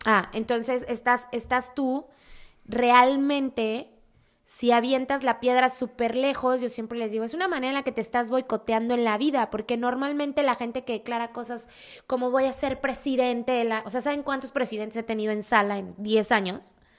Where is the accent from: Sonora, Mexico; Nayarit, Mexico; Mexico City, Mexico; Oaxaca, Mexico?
Mexico City, Mexico; yo soy de Ciudad de México